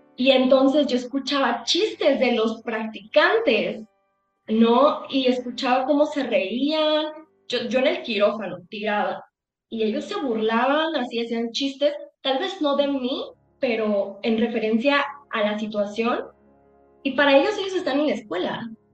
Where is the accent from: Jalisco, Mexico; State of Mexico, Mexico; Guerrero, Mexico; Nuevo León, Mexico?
Guerrero, Mexico; Acapulco; yo soy de Acapulco